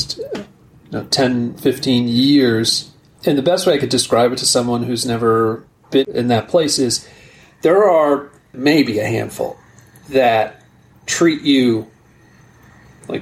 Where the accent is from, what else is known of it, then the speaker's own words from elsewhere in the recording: Newark, New Jersey, United States; I was born in Newark, New Jersey